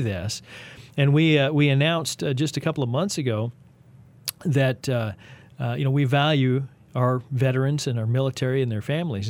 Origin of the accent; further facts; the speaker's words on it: Texas, United States; now in Kansas City, United States; I am a Texan, uh, an unashamed one